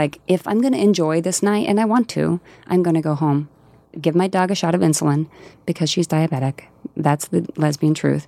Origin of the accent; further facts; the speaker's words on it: rural Colorado, United States; moved away; I am from Colorado, and there's a really rural, you know, part of Colorado that I'm from